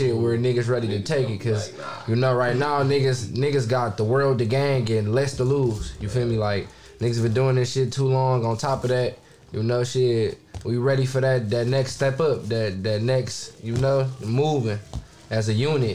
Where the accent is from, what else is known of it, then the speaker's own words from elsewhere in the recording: Pontiac, Michigan, United States; my hometown, like the Cutter, like Coops